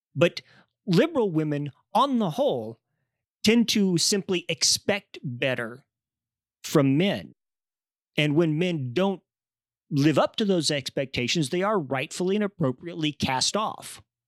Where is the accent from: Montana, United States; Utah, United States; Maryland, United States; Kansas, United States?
Kansas, United States; I grew up in Kansas among conservative, you know, religious women.